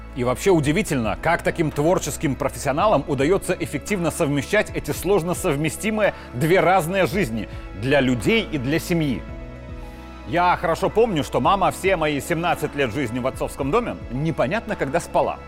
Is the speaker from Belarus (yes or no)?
yes; Belarus; вот это мы, белорусы.